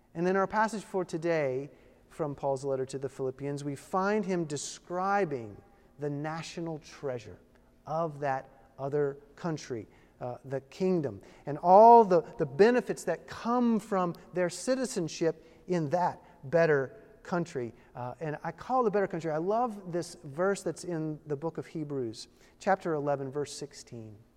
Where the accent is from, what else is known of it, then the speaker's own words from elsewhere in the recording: Virginia, United States; I was born in Virginia. And once a Virginian, always a Virginian